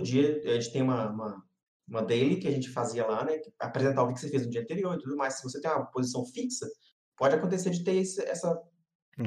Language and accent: Portuguese; Brazil; accent: Brazilian; also born or lived in United States; eu tenho sotaque, a galera fica preocupada em cortar sotaque brasileiro.